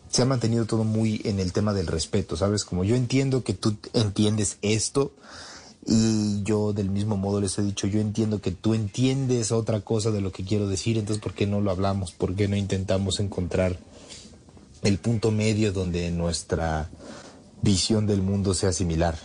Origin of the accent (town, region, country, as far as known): Mexico